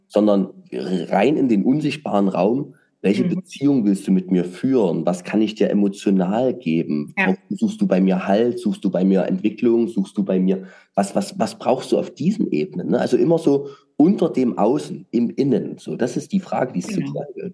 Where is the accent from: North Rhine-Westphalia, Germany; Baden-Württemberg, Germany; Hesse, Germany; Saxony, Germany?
Saxony, Germany; als Sachse